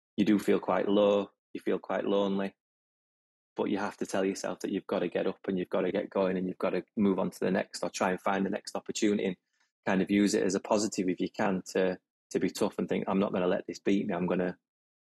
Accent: Huddersfield, Yorkshire and the Humber, United Kingdom; moved away; academy football for my hometown, Huddersfield

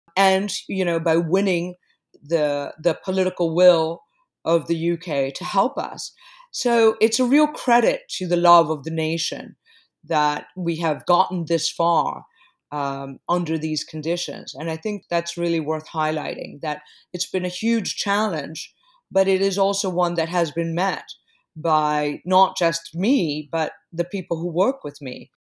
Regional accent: Caracas, Capital District, Venezuela; also born or lived in New York; now in London, United Kingdom; I was born in Caracas

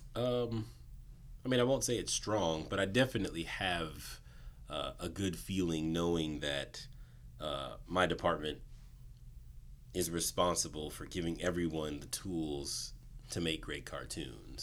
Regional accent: Southern California, United States; also born or lived in Inland Empire / Los Angeles; born and raised in Southern California

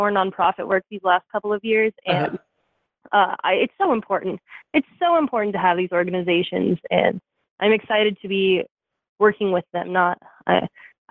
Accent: Evergreen, Colorado, United States; moved away as an adult; now in Kansas, United States; I grew up in Evergreen

